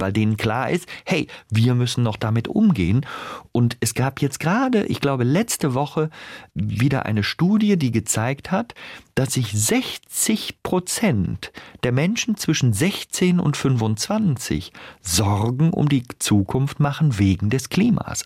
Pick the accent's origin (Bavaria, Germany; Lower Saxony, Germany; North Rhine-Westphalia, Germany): North Rhine-Westphalia, Germany; accent: Rheinisch; Ich bin ja im Rheinland aufgewachsen